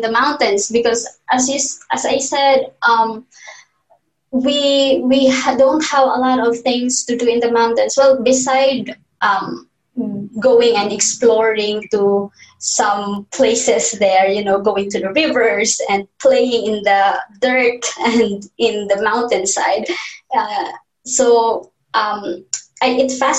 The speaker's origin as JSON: {"language": "English", "town": "Don Victoriano", "region": "Northern Mindanao", "country": "Philippines", "tie": "born or raised there", "moved": "yes", "lives_now": "Manila, Philippines", "said": "I grew up in Mindanao. So Mindanao is the southern part of the Philippines."}